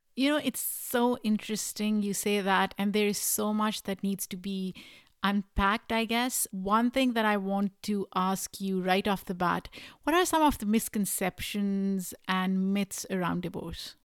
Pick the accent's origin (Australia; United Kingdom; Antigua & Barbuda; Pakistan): Pakistan; now in United States; I am an immigrant. I grew up in Pakistan.